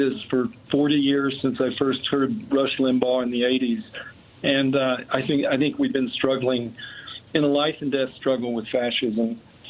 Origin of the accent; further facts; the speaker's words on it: Oklahoma, United States; I'm from Oklahoma.